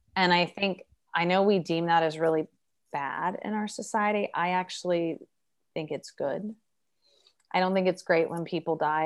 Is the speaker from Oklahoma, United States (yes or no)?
no; Oregon, United States; I'm from Oregon